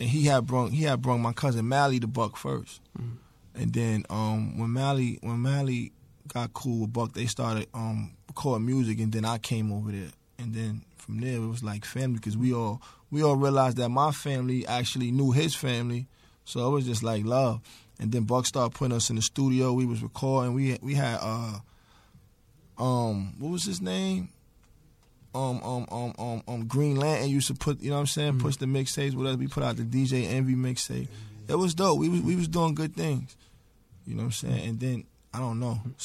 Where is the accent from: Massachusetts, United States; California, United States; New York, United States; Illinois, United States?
New York, United States; New York City; growing up in the Bronx